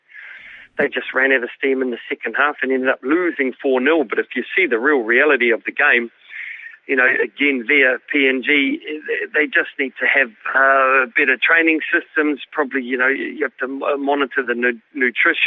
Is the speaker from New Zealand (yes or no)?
yes; New Zealand; I'm a New Zealander. That's why I came back to New Zealand